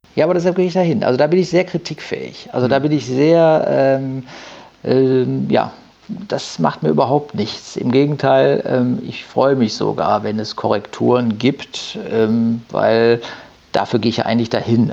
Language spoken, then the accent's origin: German; Düsseldorf, North Rhine-Westphalia, Germany; now in Haan, Germany; gebürtig bin ich Düsseldorfer. Ähm, genau, und bin mit meiner Familie dann nach Hahn rausgezogen